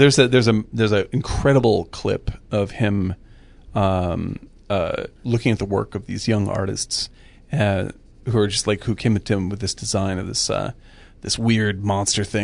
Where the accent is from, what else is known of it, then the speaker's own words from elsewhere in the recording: Boston area, Massachusetts, United States; I didn't grow up in Boston, but I grew up in the Boston area